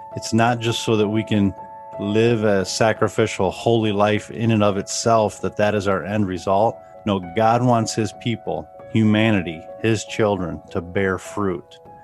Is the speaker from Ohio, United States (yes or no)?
yes; Northwest Ohio, United States; We grew up here in Northwest Ohio